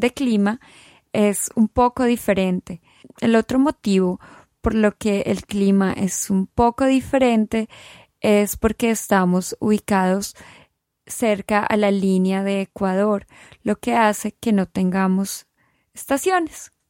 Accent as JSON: {"language": "Spanish", "country": "Colombia", "moved": "as an adult", "lives_now": "Scotland, United Kingdom", "said": "yo soy colombiana"}